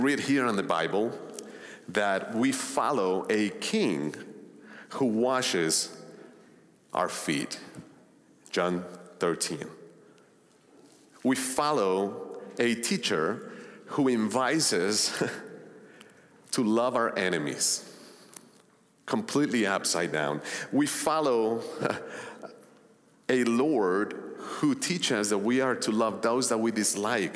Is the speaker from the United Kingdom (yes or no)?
no; Colombia; moved away; also born or lived in Long Island, New York; I grew up in Colombia back in the 80s and 90s